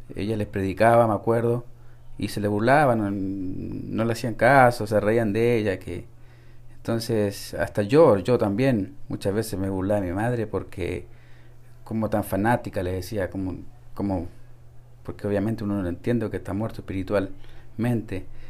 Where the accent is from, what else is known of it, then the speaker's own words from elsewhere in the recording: Santiago, Santiago Metropolitan Region, Chile; Desde Chile nací en Santiago de Chile